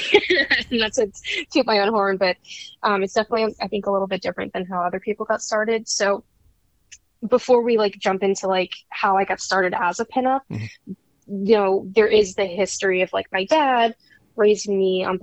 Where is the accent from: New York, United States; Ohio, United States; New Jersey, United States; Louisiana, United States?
New York, United States; I'm a New Yorker, born and bred